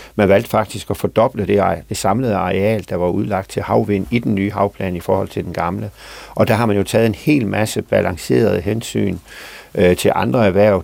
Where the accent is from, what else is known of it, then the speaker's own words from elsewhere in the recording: Southern Denmark, Denmark; fra min egen kommune, hvor jeg kommer fra